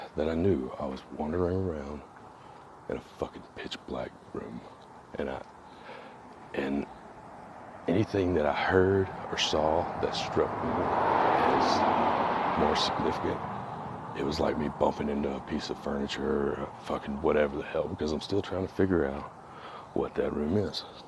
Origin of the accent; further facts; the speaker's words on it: Mississippi, United States; I am from Mississippi